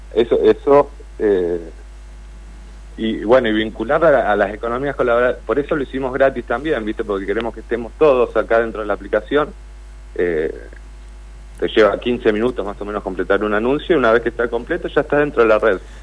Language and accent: Spanish; Comodoro Rivadavia, Chubut, Argentina; now in Puerto Madryn, Argentina; yo soy de Comodoro Rivadavia, pero vivo acá desde el 2011